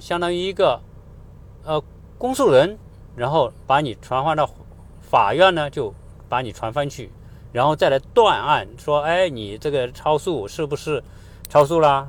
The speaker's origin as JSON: {"language": "Chinese", "country": "China"}